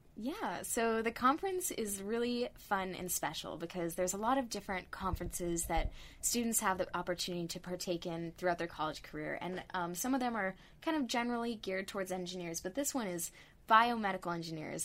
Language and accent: English; Northern California, United States; I'm originally from Northern California